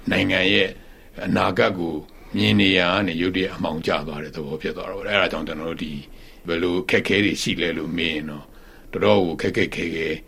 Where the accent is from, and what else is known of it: Myanmar